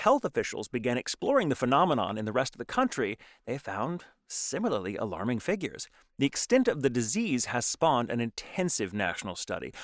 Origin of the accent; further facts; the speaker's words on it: Texas, United States; now in Los Angeles, United States; I'm from Texas